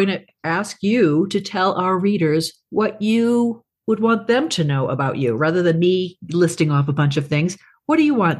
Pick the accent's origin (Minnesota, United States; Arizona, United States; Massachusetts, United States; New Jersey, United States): Massachusetts, United States; Braintree; also born or lived in Virginia; now in Colorado, United States; Of course, I'm from Braintree, Massachusetts, so I grew up on the East Coast. But I'm a Colorado girl now, I got to say.